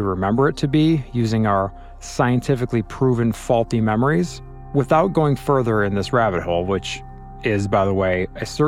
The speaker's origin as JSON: {"language": "English", "region": "Illinois", "country": "United States", "said": "I'm from Illinois"}